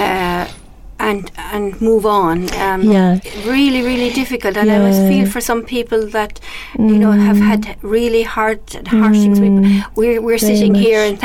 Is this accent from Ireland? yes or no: yes; Ireland; I've in my life being Irish Catholic and then converted